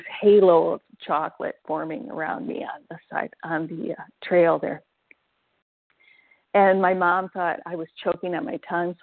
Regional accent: Iowa and Minnesota, Midwest, United States; moved away as an adult; also born or lived in Arkansas; I was born and raised in Iowa and Minnesota

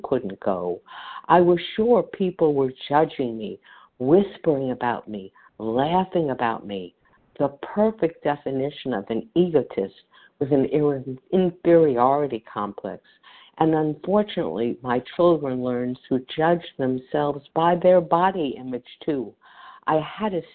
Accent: New York City, New York, United States; as I grew up in New York City

